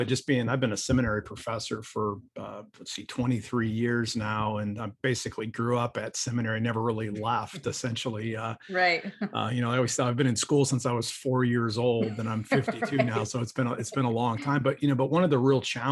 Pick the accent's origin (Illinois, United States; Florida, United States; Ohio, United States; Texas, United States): Ohio, United States; I'm from Ohio, so I'm just a white guy from Ohio